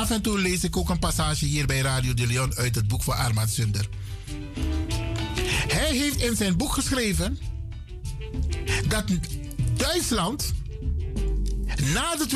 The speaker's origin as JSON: {"language": "Dutch", "country": "Netherlands", "said": "Wij zijn hier in dit land, we zijn Nederlanders en we willen gelijk behandeld worden."}